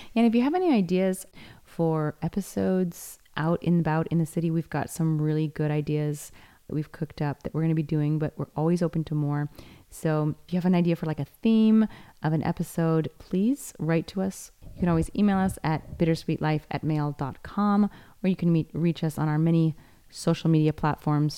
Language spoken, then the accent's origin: English; United States; now in Rome, Italy; this place it was my hometown